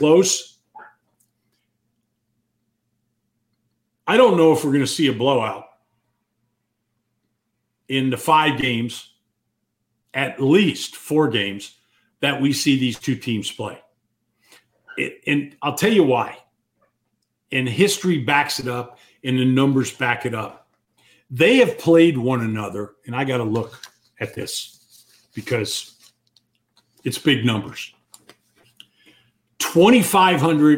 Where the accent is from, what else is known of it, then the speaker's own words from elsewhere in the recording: Miami, Florida, United States; I grew up in Miami